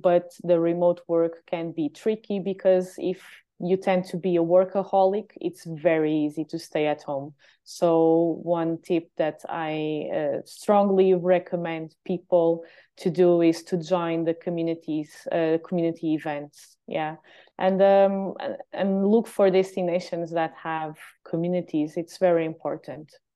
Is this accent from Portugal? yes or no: yes; Lagos, Algarve, Portugal; also born or lived in Lisbon; here in my hometown